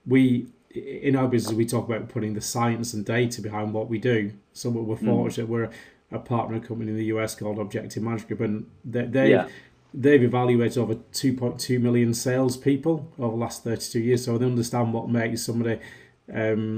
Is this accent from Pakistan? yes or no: no; Wigan, North West England, United Kingdom; my hometown club, Wigan